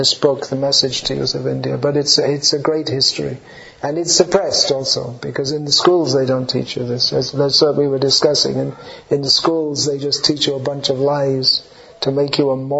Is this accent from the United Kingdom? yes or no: yes; London, United Kingdom; I'm from London.